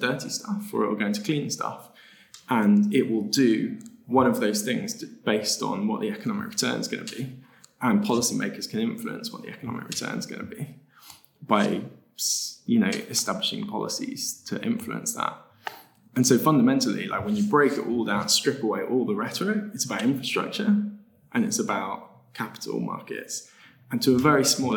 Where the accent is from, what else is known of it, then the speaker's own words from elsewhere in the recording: United Kingdom; the UK, my home country